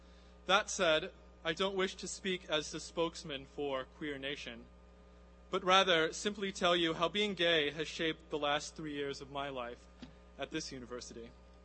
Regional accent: Midwest, United States; moved away; I'm from the Midwest. Being geographically different is a challenge at Princeton

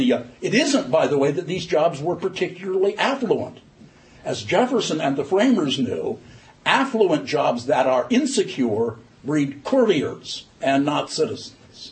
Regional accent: Ireland; maybe it's just because I'm Irish, that it occurs to me that if money is speech, why isn't bribery protected by the First Amendment?

